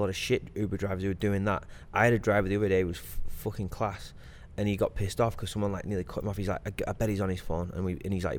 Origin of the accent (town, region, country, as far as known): Blackburn, North West England, United Kingdom; moved away as an adult; now in United States